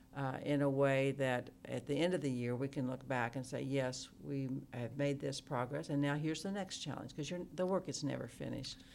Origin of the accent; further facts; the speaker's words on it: Oklahoma, United States; moved away as an adult; now in Ames, United States; I grew up in Oklahoma